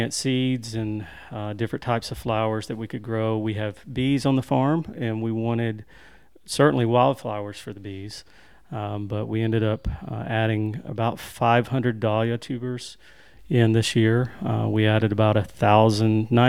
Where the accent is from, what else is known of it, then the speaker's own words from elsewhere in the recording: Winfield, Alabama, United States; also born or lived in Arley, Alabama; I grew up coming to this area, to Smith Lake. My family lives here now. We're originally from Winfield, Alabama